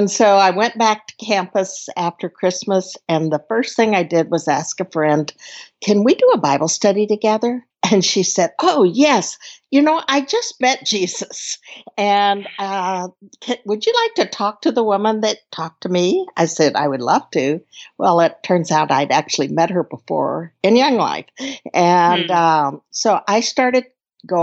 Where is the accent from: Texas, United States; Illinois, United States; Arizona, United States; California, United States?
Texas, United States; Dallas; moved away as an adult; I grew up in a wonderful family in Dallas